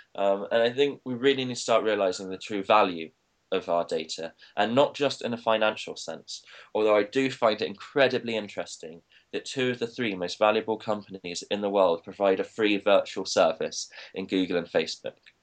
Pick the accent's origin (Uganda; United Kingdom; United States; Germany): United Kingdom; Leicester, East Midlands; I'm from Leicester